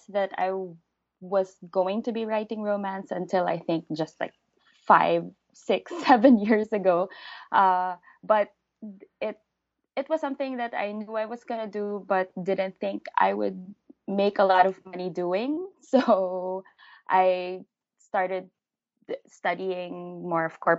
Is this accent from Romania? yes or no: no; Philippines; first language English; I'm a Filipino living in the Philippines